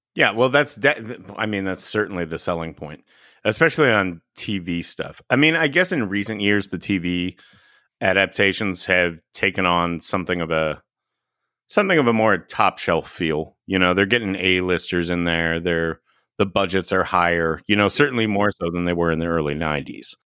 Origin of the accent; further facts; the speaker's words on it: Texas, United States; growing up in Teps, uh, Texas